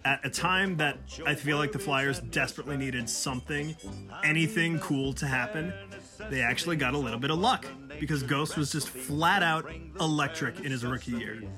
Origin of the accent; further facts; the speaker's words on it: Virginia, United States; I'm from Virginia